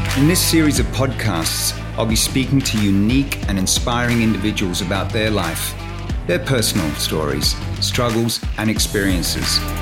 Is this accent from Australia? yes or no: yes; Australia; moved away; me growing up back home in Australia